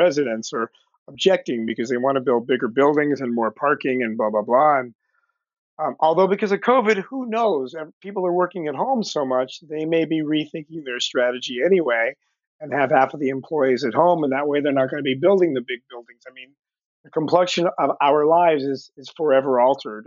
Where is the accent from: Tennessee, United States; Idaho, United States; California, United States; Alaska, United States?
California, United States; Los Angeles; also born or lived in Woodland Hills / Canoga Park / Culver City; I am one of the few entertainment professionals born and raised in Los Angeles